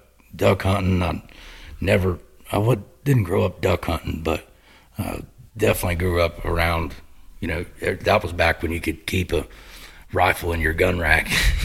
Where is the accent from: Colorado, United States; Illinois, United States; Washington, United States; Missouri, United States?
Missouri, United States; Garden City; now in Chapel Hill, Tennessee, United States; George Brett actually used to duck hunt down where I live in Garden City, where I grew up in Garden City.